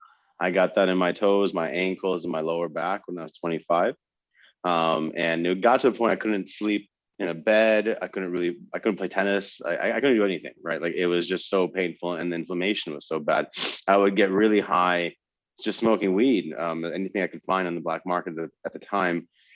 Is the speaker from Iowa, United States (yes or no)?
yes; Iowa, United States; moved away; I grew up in Iowa and I found myself in my mid-20s working back in Iowa